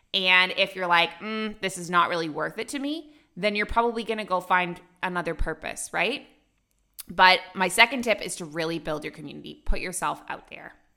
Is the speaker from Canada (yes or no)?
yes; Canada; moved away as an adult; also born or lived in Dubai, United Arab Emirates / Abu Dhabi, United Arab Emirates; now in Bali, Indonesia; I'm a Canadian who moved across the world at age 23 and I never went back.